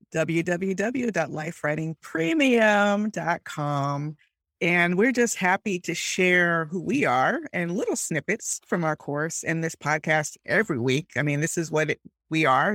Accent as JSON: {"language": "English", "town": "Miami", "region": "Florida", "country": "United States", "tie": "born or raised there", "said": "I grew up in Miami"}